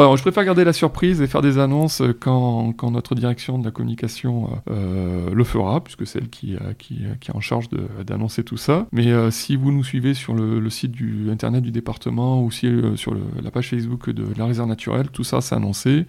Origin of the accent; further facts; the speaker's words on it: Vitrolles, Provence-Alpes-Côte d'Azur, France; étant un habitant de Vitrolles, enfin, j'ai passé trente ans à Vitrolles